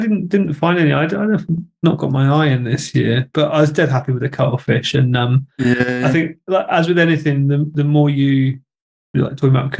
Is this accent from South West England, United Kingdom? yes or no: yes; Devon, South West England, United Kingdom; We're three guys from Devon in the UK